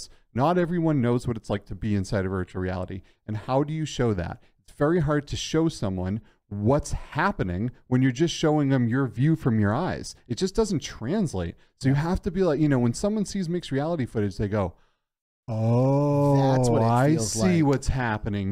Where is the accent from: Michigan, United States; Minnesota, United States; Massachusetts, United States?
Massachusetts, United States; Boston; moved away; My hometown